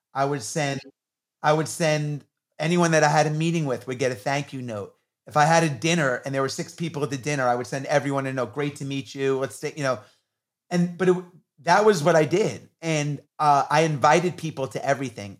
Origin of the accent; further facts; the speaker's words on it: New York, United States; I grew up in New York in the 80s when hip hop was coming on the scene